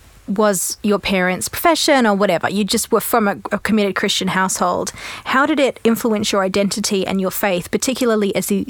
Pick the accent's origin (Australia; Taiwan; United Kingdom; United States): Australia; also born or lived in Europe; So I'm Australian originally, but grew up in Europe.